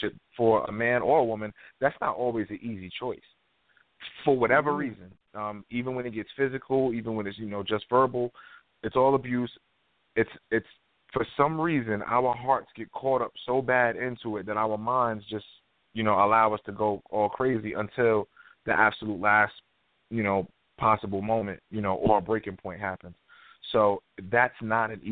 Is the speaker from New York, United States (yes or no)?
yes; New York, United States; I'm from New York